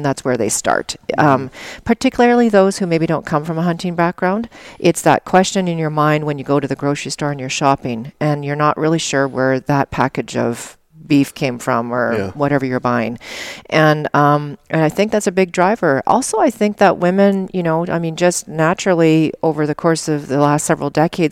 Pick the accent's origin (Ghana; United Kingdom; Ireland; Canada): Canada; Alberta; moved away; I grew up in Alberta and Canada